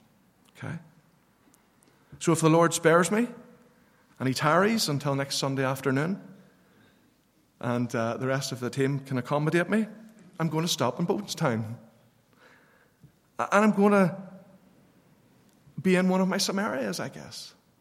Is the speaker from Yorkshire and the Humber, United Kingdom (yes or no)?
no; Northern Ireland, United Kingdom; growing up in Northern Ireland in the 60s and 70s, it was interesting.